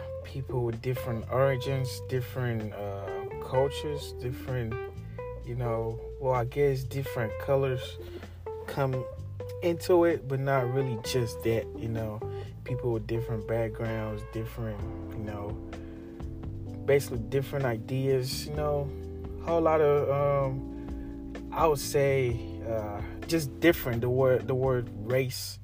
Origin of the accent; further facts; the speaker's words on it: Ghana; moved away as an adult; now in United States; I lived almost my whole life in Africa. I was born in Ghana